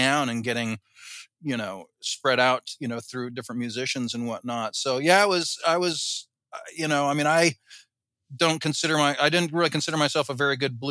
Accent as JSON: {"language": "English", "region": "Southern California", "country": "United States", "tie": "born or raised there", "also_born_or_lived": "Boston", "said": "I grew up in Southern California"}